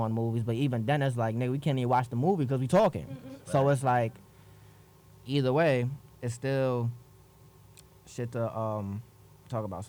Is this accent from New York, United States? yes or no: yes; New York City, New York, United States; I'm from the Bronx